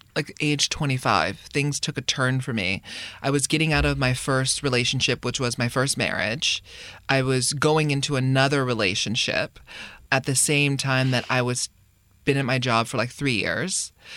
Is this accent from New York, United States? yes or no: no; Hawaii, United States; moved away as an adult; we, we grew up in Hawaii